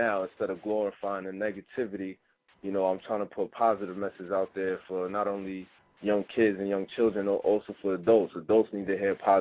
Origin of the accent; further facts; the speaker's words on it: New York City, New York, United States; where I come from, in New York.